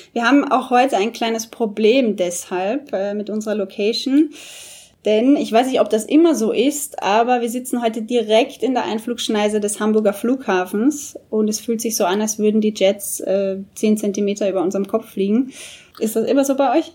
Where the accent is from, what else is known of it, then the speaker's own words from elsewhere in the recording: Austria; moved away; Bei uns in Österreich, wo ich herkomme